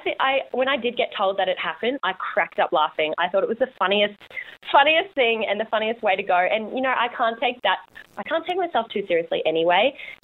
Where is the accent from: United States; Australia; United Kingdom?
Australia; Robina, Queensland; Just in Robina.